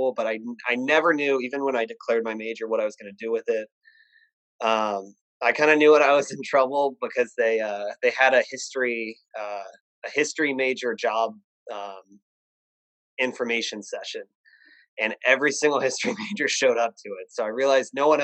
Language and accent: English; Virginia, United States; I grew up in Virginia